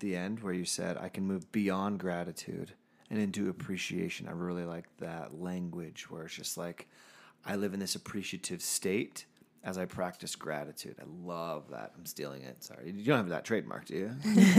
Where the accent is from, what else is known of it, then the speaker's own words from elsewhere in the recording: San Diego, California, United States; moved away; That's my hometown. So shout out to the San Diego listeners.